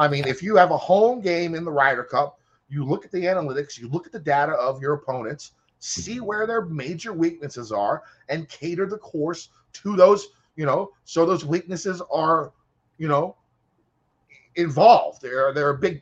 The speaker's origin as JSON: {"language": "English", "country": "United States", "said": "I am an American."}